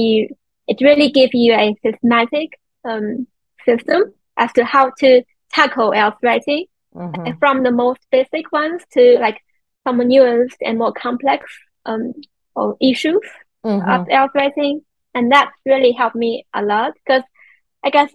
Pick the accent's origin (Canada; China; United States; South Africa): China; English is a second language; I'm from China, and I know, you know, I belong to the, like, East Asian society